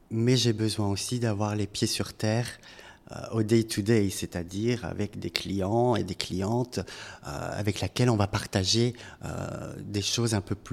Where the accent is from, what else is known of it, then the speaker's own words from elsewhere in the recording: France; moved away as an adult; also born or lived in Brussels, Belgium; Je suis français.